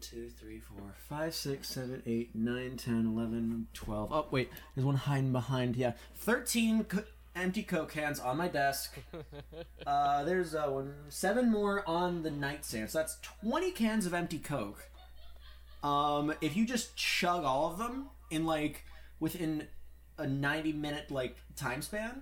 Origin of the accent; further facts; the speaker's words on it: Atlanta, Georgia, United States; I come from Atlanta